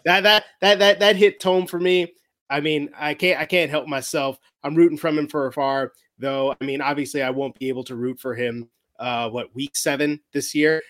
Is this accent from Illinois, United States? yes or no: yes; Chicago, Illinois, United States; when we grew up in Chicagolands, we've always been Bears fans